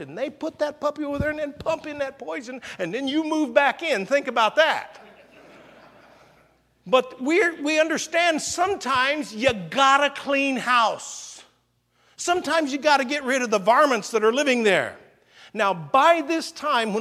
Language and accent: English; Indiana, United States; now in Hawaii, United States; when I was a kid growing up in Indiana